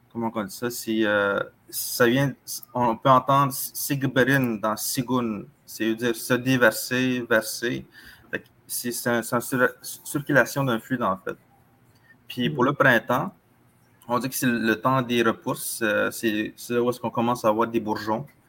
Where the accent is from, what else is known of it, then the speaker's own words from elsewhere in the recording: Atikamekw, Quebec, Canada; chez nous, en Atikamek, on a six saisons